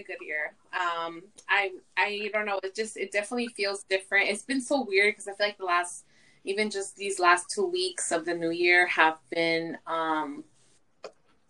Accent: Inglewood, California, United States; moved away as an adult; now in Chicago, United States; I'm from Inglewood, California. I pretty much grew up there. Like, I went to elementary school, middle school, high school there.

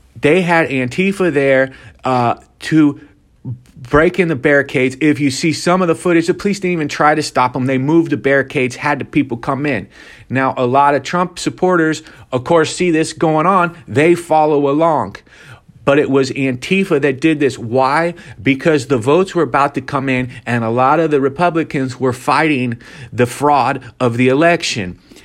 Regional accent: Ohio, United States; my home state of Ohio

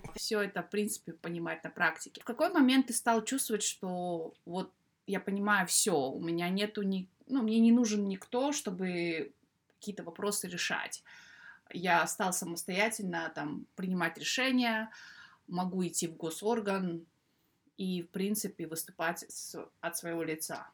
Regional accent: Kazakhstan; moved away as an adult; now in United Kingdom

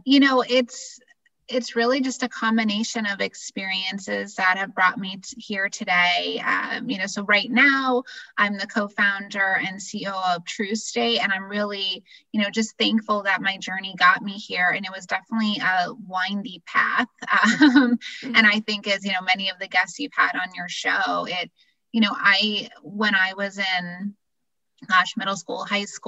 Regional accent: Massachusetts, United States; moved away as an adult; also born or lived in Pennsylvania / Florida; I grew up in Massachusetts and then school in Pennsylvania.

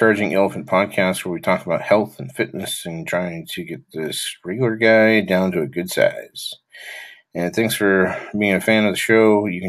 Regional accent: Utah, United States; born there; So we know I was born in Utah, only child, but had an older brother and older sister, served a mission.

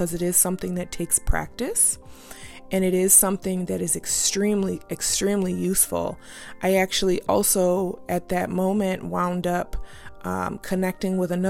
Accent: United States; being an American, living in this state

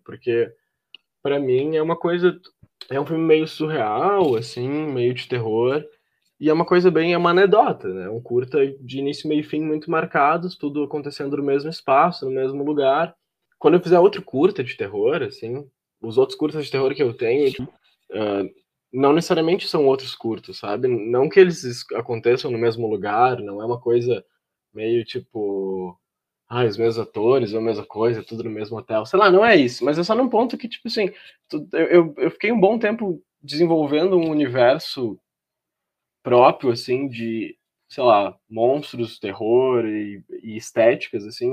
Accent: Porto Alegre, Rio Grande do Sul, Brazil; eu sou de Porto Alegre, né, do Rio Grande do Sul

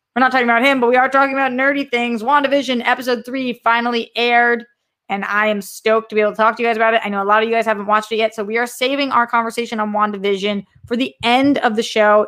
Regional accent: Boston, Massachusetts, United States; I'm from Boston

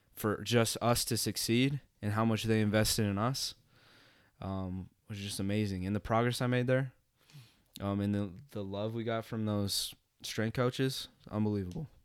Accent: Bismarck, North Dakota, United States; moved away as an adult; also born or lived in Moorhead, Minnesota; I'm originally from Bismarck, North Dakota. Uh, born in North Dakota, raised in Bismarck. Um, grew up in Bismarck my entire life.

